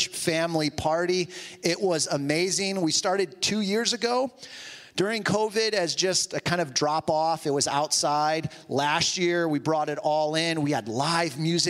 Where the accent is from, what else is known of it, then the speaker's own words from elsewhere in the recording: Toledo, Ohio, United States; moved away; also born or lived in New Jersey; my family and I moved back from Jersey to Toledo